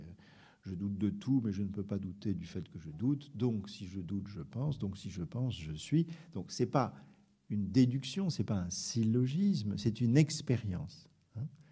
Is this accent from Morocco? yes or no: no; France; on est français